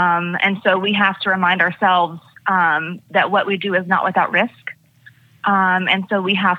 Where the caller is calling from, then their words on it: Gainesville, Georgia, United States; I am in Gainesville, Georgia, getting ready to go to work in the hospital.